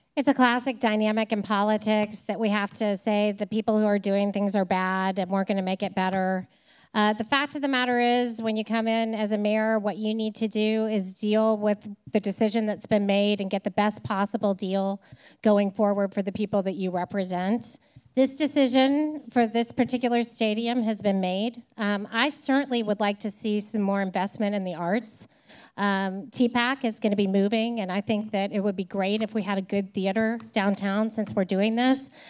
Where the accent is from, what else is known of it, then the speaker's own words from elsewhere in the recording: Nashville, Tennessee, United States; I grew up in Nashville